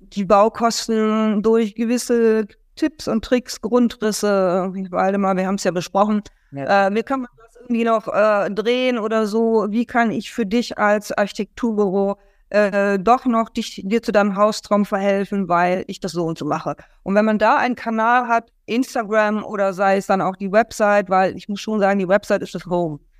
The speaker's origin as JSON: {"language": "German", "country": "Germany", "said": "als Deutscher"}